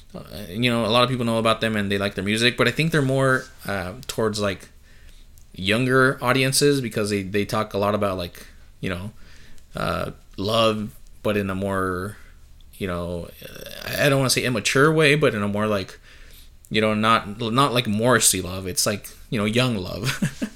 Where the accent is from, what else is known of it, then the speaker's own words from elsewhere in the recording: San Diego, California, United States; also born or lived in Chula Vista; I'm from San Diego.